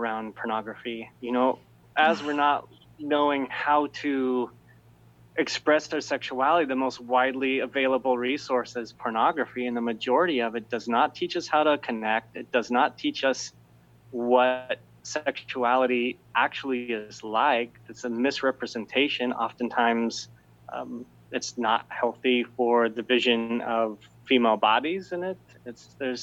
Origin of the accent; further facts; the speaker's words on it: Utah, United States; growing up in Utah